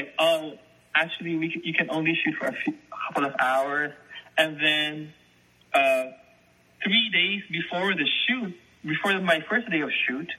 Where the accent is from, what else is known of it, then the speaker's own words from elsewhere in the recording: Manila, Metro Manila, Philippines; moved away; I was born and raised in Manila